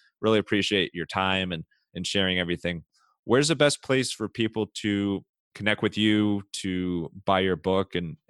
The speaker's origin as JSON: {"language": "English", "town": "Cleveland", "region": "Ohio", "country": "United States", "moved": "yes", "said": "I'm from Cleveland originally"}